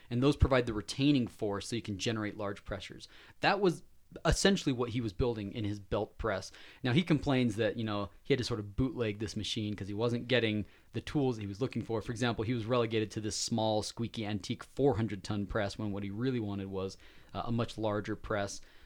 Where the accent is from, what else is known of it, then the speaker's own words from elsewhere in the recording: Layton, Utah, United States; That's right where I grew up. I was in Layton